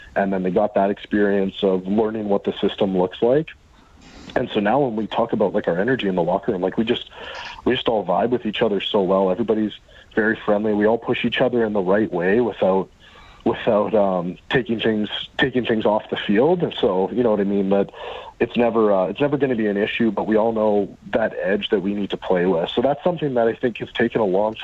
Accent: Canada; as a Canadian

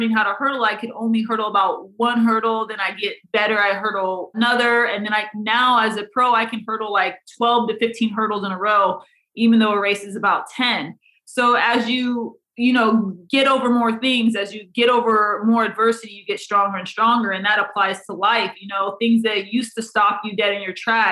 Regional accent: Iowa, United States; growing up in Iowa, that's just obviously where I'm from. So I wanted to honor the people in the area where I was raised

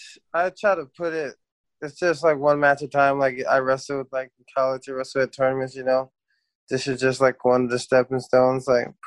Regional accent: Chicago, Illinois, United States; born there; also born or lived in Germany / Alabama / Georgia; From Germany, Frankensburg. I was born in Chicago, and then we stayed in Alabama, Linesville, and then Atlanta, Georgia for a little bit.

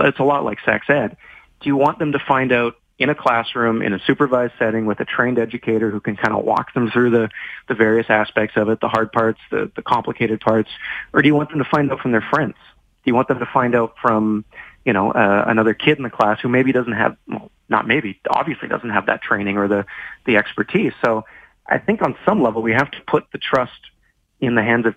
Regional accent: Vancouver, British Columbia, Canada; moved away; also born or lived in Toronto; I'm from Vancouver. I've lived in Toronto.

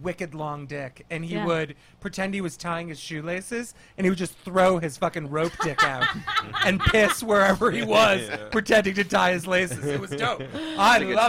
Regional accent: London, United Kingdom; I was born in London

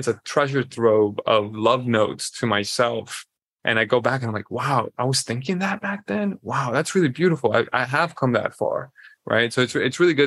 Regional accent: Colombia; I am born and raised in Colombia

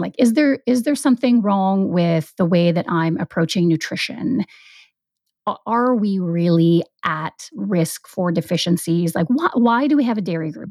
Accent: Vancouver Island, British Columbia, Canada; moved away as an adult; now in Vancouver, Canada; I grew up on Vancouver Island

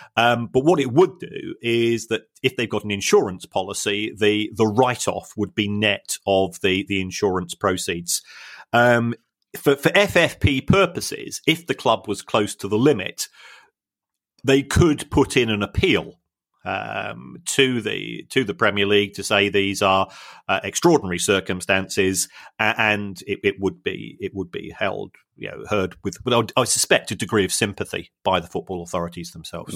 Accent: London, United Kingdom; I'm from South London

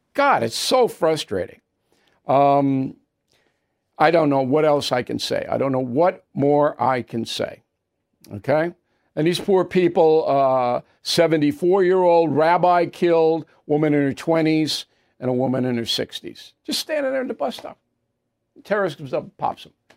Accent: New York City, New York, United States; New York City, my hometown.

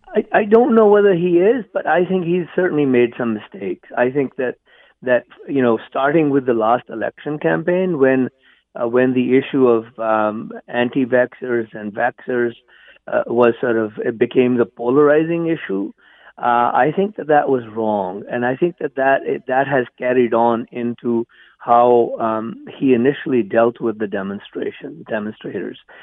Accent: India; moved away as an adult; also born or lived in England; now in Canada; I was born and raised in India.

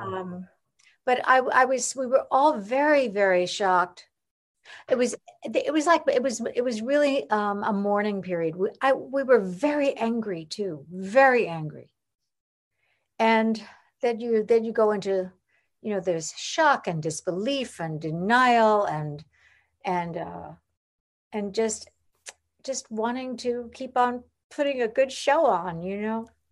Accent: Long Island, New York, United States; I grew up in New York, I mean, on Long Island, but in, in New York

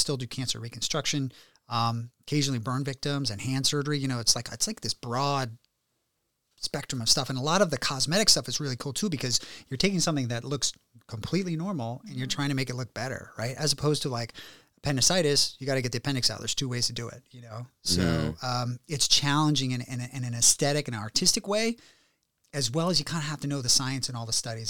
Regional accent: Warrenton, Virginia, United States; now in Beverly Hills, United States; No, you know, so I grew up in Warrenton, Virginia.

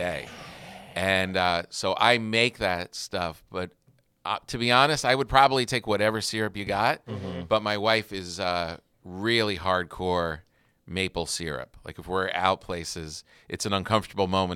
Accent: New Jersey, United States; moved away; I grew up in New Jersey

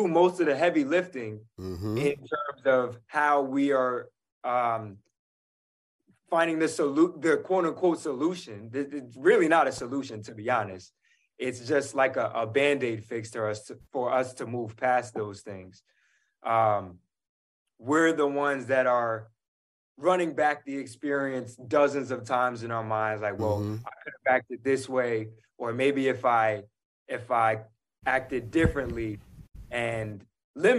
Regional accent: New York City, New York, United States; I'm a New Yorker

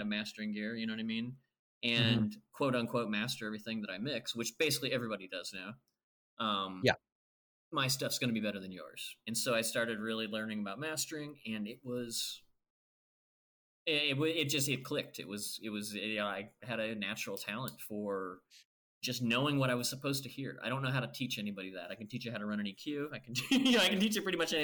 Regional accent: Nebraska, United States; moved away; I grew up in Nebraska, a small town in Nebraska.

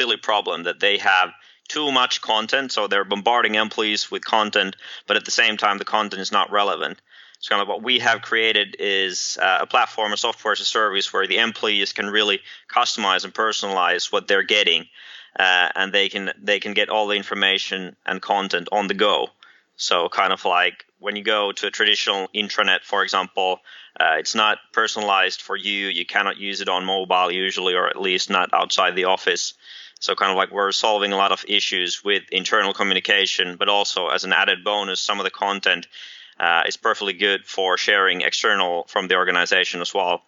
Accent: Helsinki, Uusimaa, Finland; I'm originally from Helsinki, Finland

